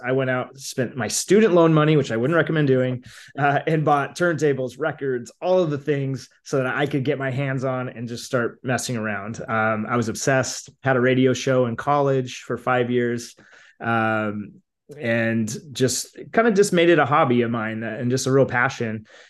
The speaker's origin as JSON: {"language": "English", "region": "Idaho", "country": "United States", "tie": "born or raised there", "lives_now": "Boise, United States", "said": "I grew up in Northern Idaho. I now live in Boise, but grew up in Idaho, kind of a smaller town"}